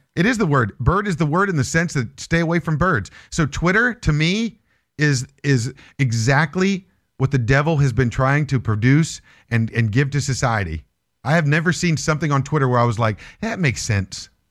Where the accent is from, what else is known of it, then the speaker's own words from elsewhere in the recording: Morgantown, West Virginia, United States; I'm from West Virginia